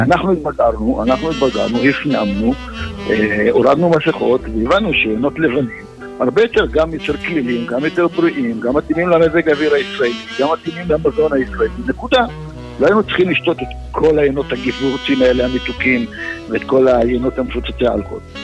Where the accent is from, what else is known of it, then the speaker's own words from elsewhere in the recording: Israel; אנחנו כישראלים